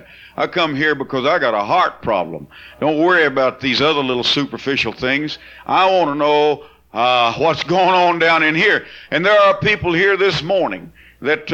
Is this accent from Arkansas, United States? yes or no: no; Bakersfield, California, United States; I'm from California, I know a little bit about what you call the sticks. Bakersfield had a lot of houses we lived in didn't have any power